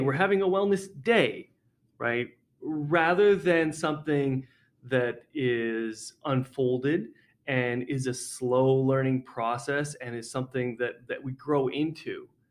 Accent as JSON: {"language": "English", "town": "Edmonton", "region": "Alberta", "country": "Canada", "tie": "born or raised there", "said": "I came back to uh, Edmonton Catholic. I grew up in Edmonton Catholic"}